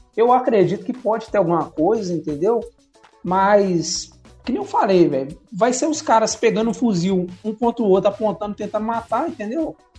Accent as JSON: {"language": "Portuguese", "country": "Brazil", "said": "a gente é brasileiro"}